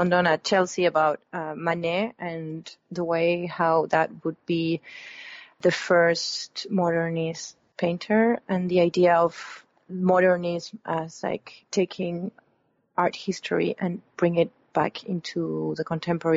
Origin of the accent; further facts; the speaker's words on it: Buenos Aires, Argentina; moved away as an adult; now in Los Angeles, United States; I grew up in Buenos Aires.